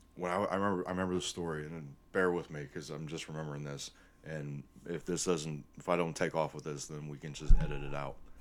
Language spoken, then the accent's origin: English; Northwest Ohio, United States; growing up in Northwest Ohio